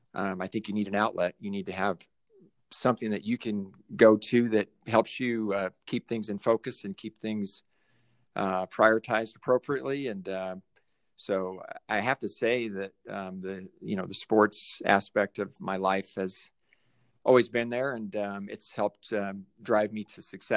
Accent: Colorado, United States; also born or lived in Vermilion, South Dakota; Well, I was born in Vermilion, South Dakota. My father was in the midst of law school at the time and moved on to Colorado, where my mother was born and raised in Loveland, Colorado. And so we settled in Northern Colorado.

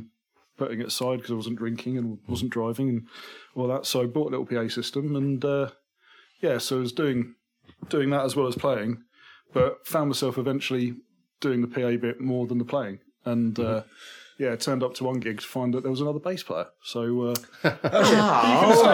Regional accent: Ashford, South East England, United Kingdom; accent: Kent; just outside of Ashford.

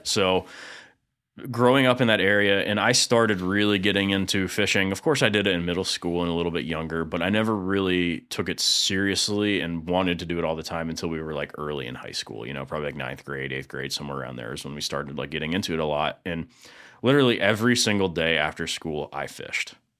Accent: East Lake, Florida, United States; I grew up in East Lake, more, a little more specifically in Woodfield, which is, um, right next to Eastlake High School and Brooker Creek

